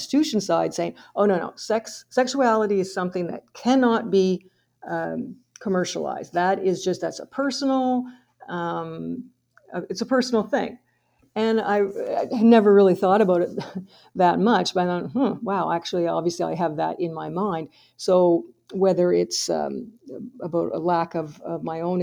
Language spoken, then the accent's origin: English; Fredericton, New Brunswick, Canada; I'm from Fredericton, New Brunswick.